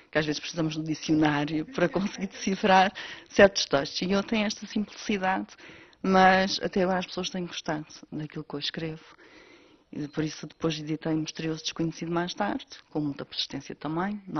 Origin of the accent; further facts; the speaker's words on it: Candelária, Azores, Portugal; Sim, sou natural da Candelária do Pico, onde vivo atualmente. Nunca saí da ilha para estudar nem para trabalhar